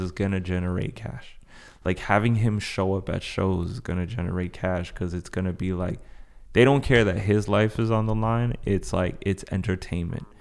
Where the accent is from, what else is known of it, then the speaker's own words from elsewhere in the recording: Paris, Île-de-France, France; moved away; I was, I was born in Paris, so I know that type of, like, Northern French accent